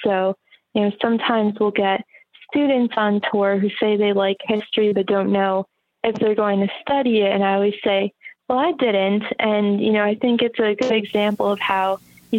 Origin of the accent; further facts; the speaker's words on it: Bethlehem, New York, United States; I grew up in Bethlehem